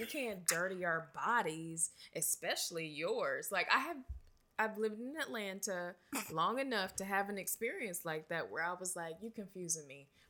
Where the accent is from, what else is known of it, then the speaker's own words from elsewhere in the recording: Nigeria; Because I am, and I'm Nigerian, and I'm amazing.